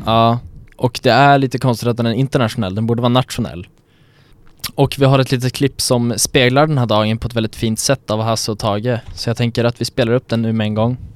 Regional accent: Sweden; vi som svenskar när vi är utomlands

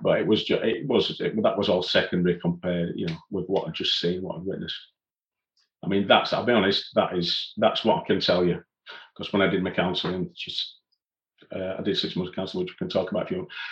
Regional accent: Leeds, Yorkshire and the Humber, United Kingdom; I was born in Leeds and still still living in Leeds

